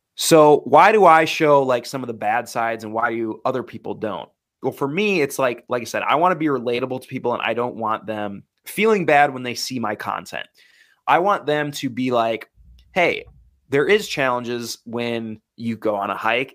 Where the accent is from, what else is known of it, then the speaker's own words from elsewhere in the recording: Wisconsin, United States; I grew up in the Midwest, Wisconsin.